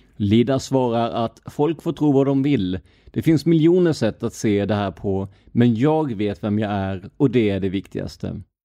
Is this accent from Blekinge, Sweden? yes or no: yes; Blekinge, Sweden; moved away; jag är ju ner från Blekinge